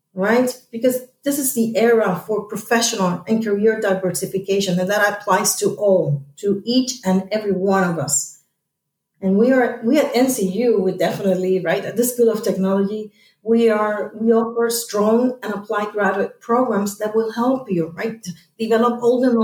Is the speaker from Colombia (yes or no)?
no; Puerto Rico; back in Puerto Rico, my hometown